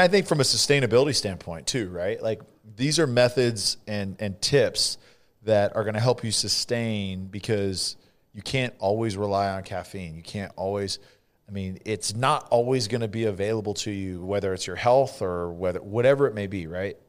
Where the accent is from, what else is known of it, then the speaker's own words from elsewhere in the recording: Central Valley, California, United States; accent: California accent; also born or lived in Canada; I'm from the Central Valley